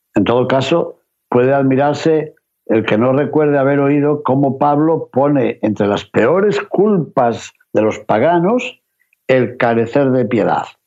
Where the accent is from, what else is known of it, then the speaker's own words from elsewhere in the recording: Castile and León, Spain; en mi tierra de León